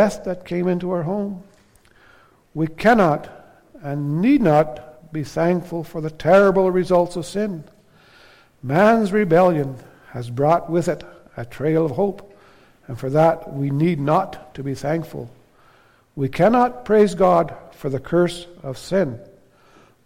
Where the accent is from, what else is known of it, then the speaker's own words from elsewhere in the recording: Canada; we're Canadian citizens, Canadian Christians, that we're living in Canada, a highly favored land.